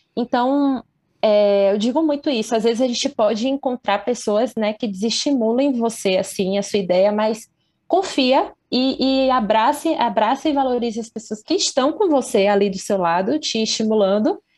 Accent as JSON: {"language": "Portuguese", "town": "Candeias", "region": "Bahia", "country": "Brazil", "tie": "born or raised there", "said": "eu sou de Candeias, que é uma cidade aqui da região metropolitana de Salvador"}